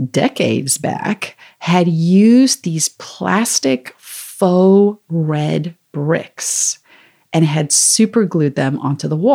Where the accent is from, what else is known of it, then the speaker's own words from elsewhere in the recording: South Africa; I'm from South Africa originally, so I have this accent that comes and goes.